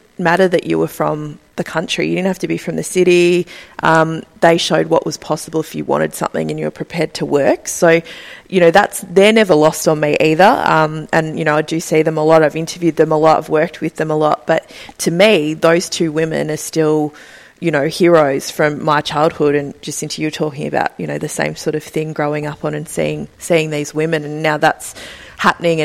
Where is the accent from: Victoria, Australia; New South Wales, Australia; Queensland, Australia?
Victoria, Australia; Ballarat; I grew up in Ballarat in regional Victoria.